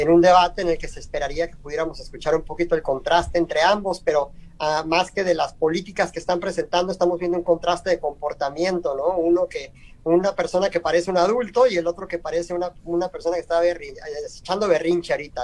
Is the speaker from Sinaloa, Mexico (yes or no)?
yes; Culiacán, Sinaloa, Mexico; moved away as an adult; now in Phoenix, United States; soy de Culiacán, Sinaloa. Este, ya tengo acá en Phoenix a casi 20 años